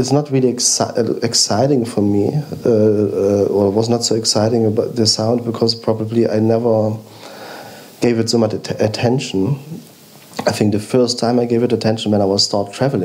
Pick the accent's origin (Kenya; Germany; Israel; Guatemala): Germany; East Germany; we grew up in East Germany